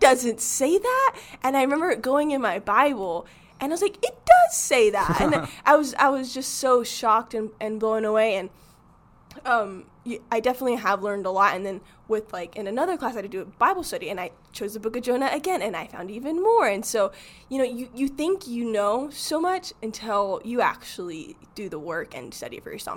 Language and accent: English; Arizona, United States; I grew up in Arizona